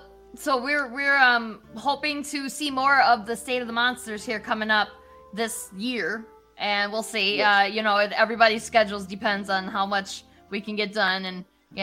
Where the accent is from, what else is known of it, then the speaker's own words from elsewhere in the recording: United States; It's just so different from what I'm used to being American.